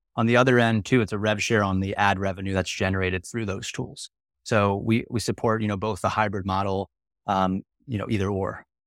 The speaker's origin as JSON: {"language": "English", "region": "Maryland", "country": "United States", "tie": "born or raised there", "also_born_or_lived": "South Carolina", "moved": "as an adult", "lives_now": "San Diego, United States", "said": "I'm an East Coast kid. I grew up in Maryland outside of the suburbs of D C."}